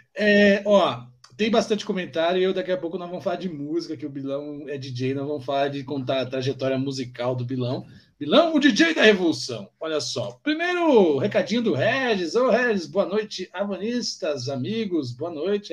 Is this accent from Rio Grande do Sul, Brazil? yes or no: no; Guarulhos, São Paulo, Brazil; nós somos periférico de Guarulhos